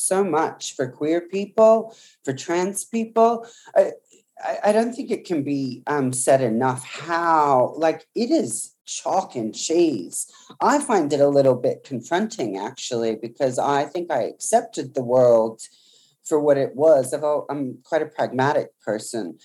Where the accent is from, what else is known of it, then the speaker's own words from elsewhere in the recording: country Victoria, Australia; I was born in country Victoria into a pretty kind of working class family.